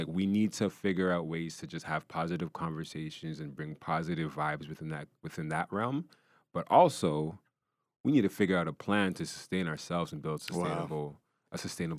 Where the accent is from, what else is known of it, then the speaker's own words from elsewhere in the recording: Ghana; And, you know, I'm Ghanaian, right? So, you know, I'm Ghanaian